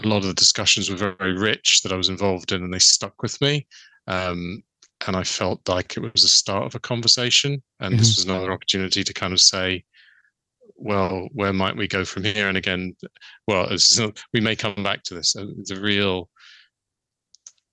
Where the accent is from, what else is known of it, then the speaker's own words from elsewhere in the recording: London, United Kingdom; moved away as an adult; now in Northern Ireland, United Kingdom; I grew up in London, but I've been here, it's getting close to 40 years